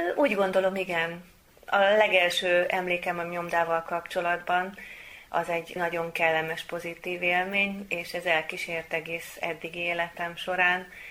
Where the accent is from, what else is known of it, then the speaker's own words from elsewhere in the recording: Veszprém, Veszprém County, Hungary; veszprémi származású vagyok